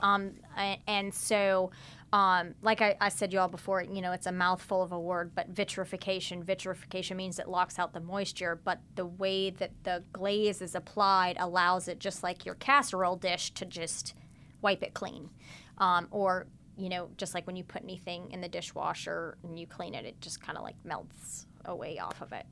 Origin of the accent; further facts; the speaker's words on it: Midwest, United States; now in New Orleans, United States; I'm not from the South. I grew up in the Midwest